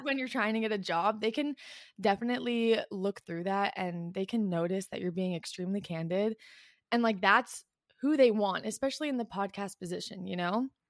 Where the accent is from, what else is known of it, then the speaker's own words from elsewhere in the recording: Canada; also born or lived in Ottawa; I'm from Canada, I live in Ottawa